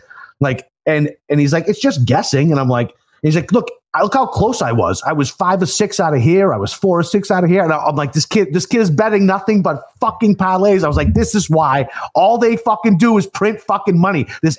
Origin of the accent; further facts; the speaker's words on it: Northeast, United States; we're from the Northeast.